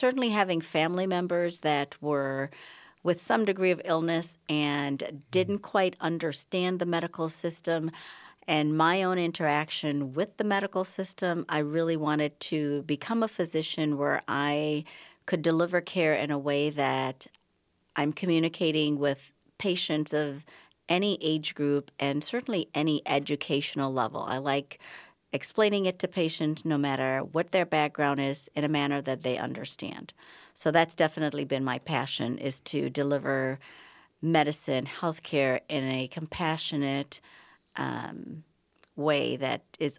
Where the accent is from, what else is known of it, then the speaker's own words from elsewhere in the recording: Bahamas; moved away as an adult; now in United States; I'm originally from the Bahamas, but I've lost most of my accent because I came here for college at McAllister and did my medical school training at the University of Minnesota